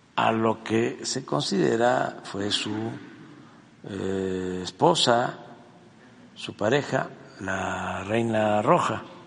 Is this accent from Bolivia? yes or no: no; Mexico; eso es lo que somos los mexicanos hoy, de todas nuestras culturas de México